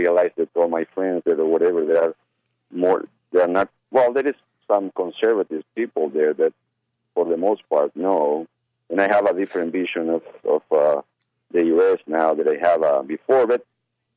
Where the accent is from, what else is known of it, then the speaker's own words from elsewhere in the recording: Uruguay; also born or lived in Argentina / Brazil; now in United States; I come from Uruguay